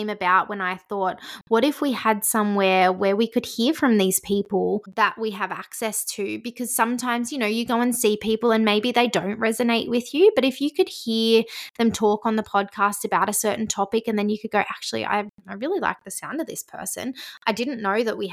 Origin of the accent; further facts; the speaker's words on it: Hunter Valley, New South Wales, Australia; I was born in the Hunter Valley and I've lived here my whole life